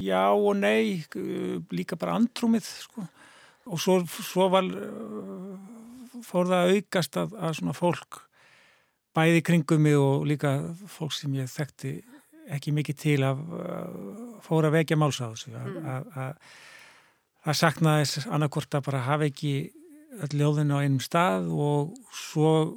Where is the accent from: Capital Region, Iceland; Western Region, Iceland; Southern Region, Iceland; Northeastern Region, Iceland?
Capital Region, Iceland; Reykjavík; ég sko ólst upp í Reykjavík og bjóð hér til 12 aldus